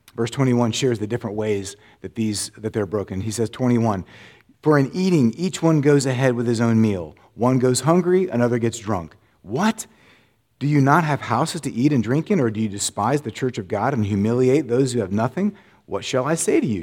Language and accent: English; Florida, United States; moved away; I grew up in Florida